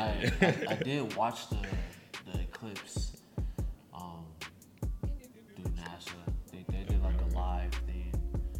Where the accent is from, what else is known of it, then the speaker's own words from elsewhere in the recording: Sacramento, California, United States; now in Houston, United States; COVID had came and it shut down my hometown, shut down Sacramento.